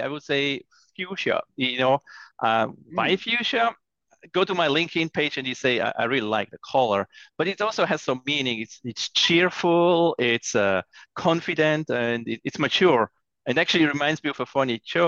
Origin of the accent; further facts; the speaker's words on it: Zurich, Switzerland; moved away; Zurich, my hometown in Switzerland